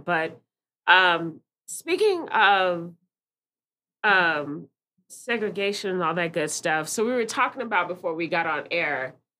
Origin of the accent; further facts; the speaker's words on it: Austin, Texas, United States; we were from Austin